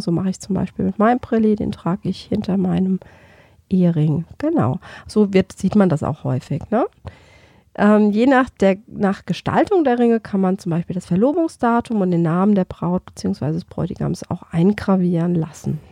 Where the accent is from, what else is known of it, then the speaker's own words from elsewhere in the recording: Germany; bei uns in Deutschland